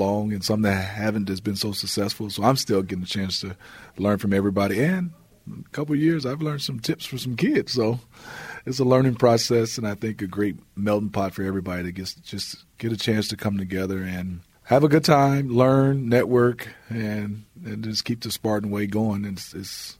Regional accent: Detroit, Michigan, United States; growing up in Detroit

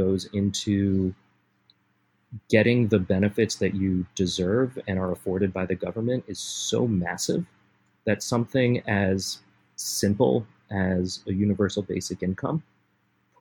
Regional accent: Rhode Island, United States; moved away as an adult; now in Los Angeles, United States; I'm originally from Rhode Island, moved out here about 10 years ago for school and never left.

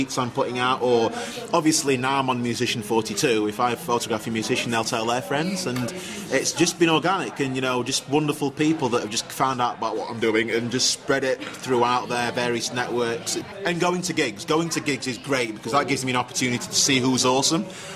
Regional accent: Sheffield, Yorkshire and the Humber, United Kingdom; accent: northern; I'm from Sheffield

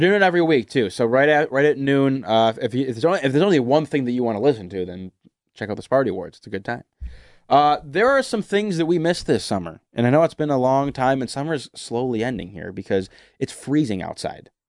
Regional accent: United States; I'm an American

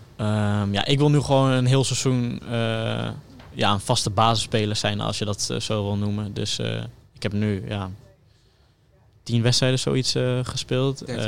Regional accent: Delfzijl, Groningen, Netherlands; ik kom uit Delcel

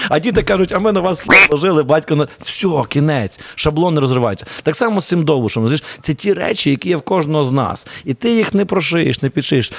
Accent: Ivano-Frankivsk, Ivano-Frankivsk Oblast, Ukraine; я з Франківська

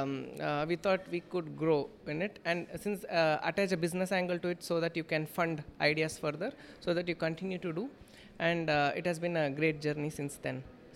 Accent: Ooty, Tamil Nadu, India; Growing up in Ooty, closer to skies

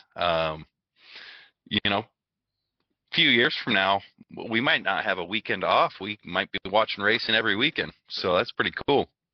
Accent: Arizona, United States; I grew up in Arizona

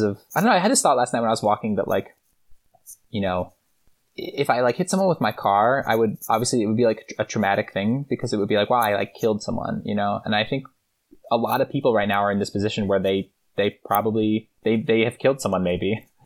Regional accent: Boston, Massachusetts, United States; also born or lived in Connecticut / Philadelphia; now in New York City, United States; I grew up mostly outside of Boston. I was born in Connecticut, lived outside of Philly for, until I was like ten, and then I spent most of my, like, adolescent time, uh, in Boston, outside of Boston, in the suburbs

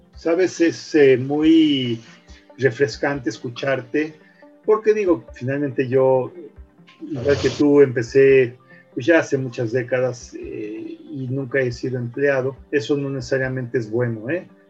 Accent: Mexico; de representar a nuestro país en otros países con nuestro trabajo

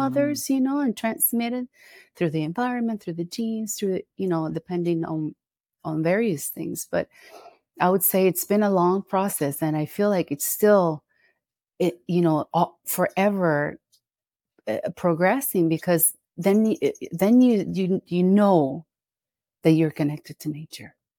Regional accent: Costa Rica; I'm here in Costa Rica. This is where I live. This is where I'm from

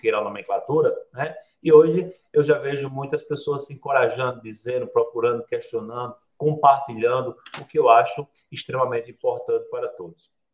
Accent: sertão of Paraíba, Brazil; Lá no sertão onde eu nasci, na para, no sertão da Paraíba

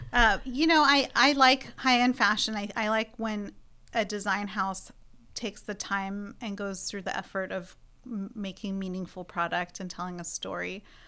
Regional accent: Iran; now in United States; I come from Iran

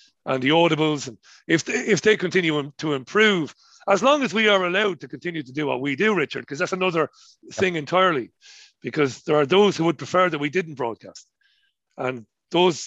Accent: Ireland; accent: colloquial Irish; my colloquial Irish accent.

